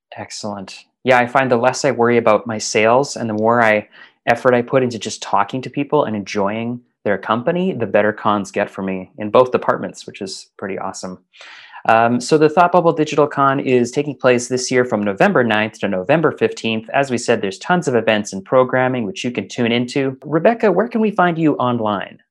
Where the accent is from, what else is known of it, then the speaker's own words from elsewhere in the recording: Calgary, Alberta, Canada; moved away as an adult; now in Scotland; back home to Calgary uh, Alberta